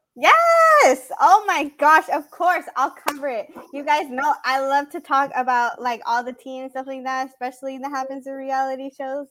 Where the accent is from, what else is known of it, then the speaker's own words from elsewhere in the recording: San Marcos, California, United States; around where my hometown is. She's from Carlsbad and I'm from San Marcos.